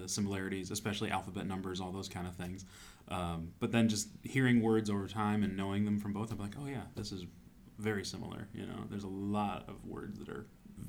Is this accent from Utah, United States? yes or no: no; Toledo, Ohio, United States; born or raised there; now in Olympia, United States